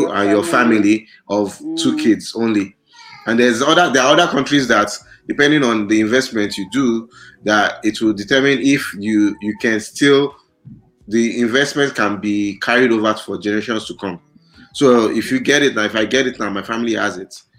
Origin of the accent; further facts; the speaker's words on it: Nigeria; moved away; I'm from Africa, I'm from Nigeria